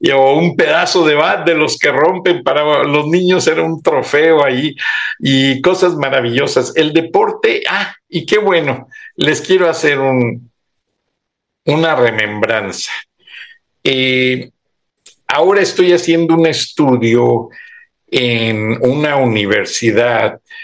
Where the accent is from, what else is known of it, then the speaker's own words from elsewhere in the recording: Mexico; somos los mismos mexicanos, los de aquí y los de allá